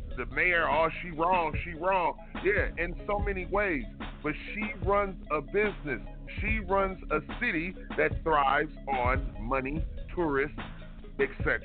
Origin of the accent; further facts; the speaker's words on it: Detroit, Michigan, United States; I'm from Detroit, Michigan. That's not an excuse. Born and raised in Detroit